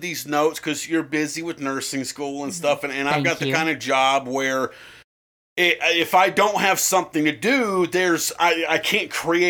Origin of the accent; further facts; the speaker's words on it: the South, United States; Oh, it's the South. I'm from the South.